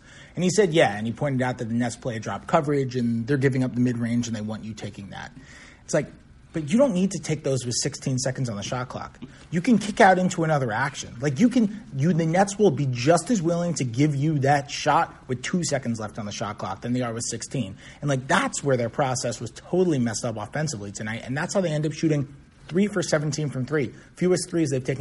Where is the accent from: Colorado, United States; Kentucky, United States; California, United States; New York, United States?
New York, United States; New York City; moved away; from the New York Post, my hometown paper